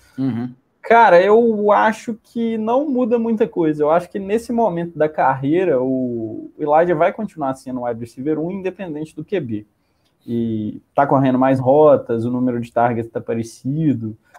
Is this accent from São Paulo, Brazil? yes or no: no; Minas Gerais, Brazil; eu sou mineiro, eu já falei trem, eu já falei trem aqui nessa live umas seis vezes